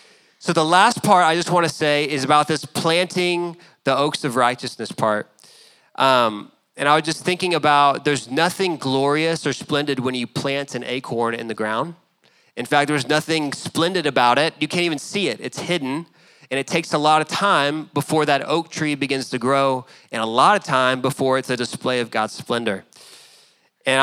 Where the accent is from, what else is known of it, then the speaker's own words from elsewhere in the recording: Dallas, Texas, United States; growing up in Dallas and loving the Lord